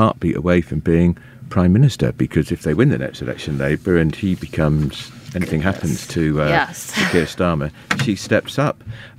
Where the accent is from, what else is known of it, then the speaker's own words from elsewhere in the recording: Swindon, South West England, United Kingdom; accent: RP; Probably. I mean, I came from Swindon